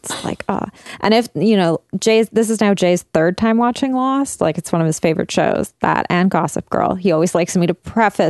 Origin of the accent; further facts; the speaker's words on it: Burnaby, British Columbia, Canada; where I grew up in Burnaby